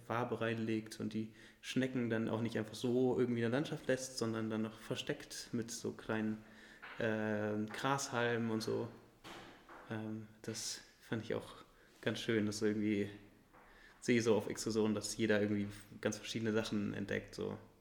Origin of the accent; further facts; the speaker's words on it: Göttingen, Lower Saxony, Germany; ich komme ja aus Göttingen